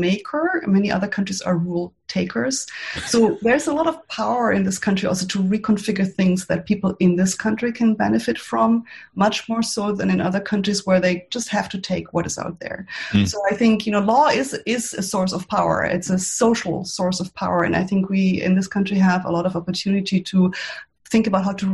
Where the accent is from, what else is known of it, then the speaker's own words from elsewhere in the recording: Germany; now in United States; I'm from Germany